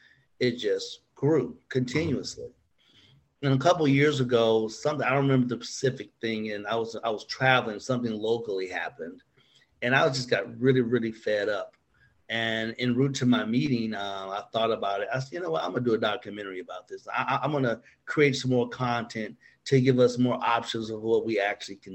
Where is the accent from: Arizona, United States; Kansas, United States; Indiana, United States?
Indiana, United States; Gary; I'm from Gary, Indiana.